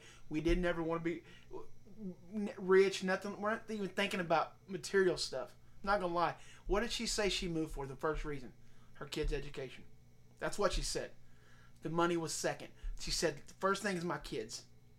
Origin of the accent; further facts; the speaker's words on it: Oklahoma, United States; moved away as an adult; I'm Oklahoma through and through. If you don't know me, you do now. I mean, I'm from Oklahoma, and that's what I know. That's what I've known.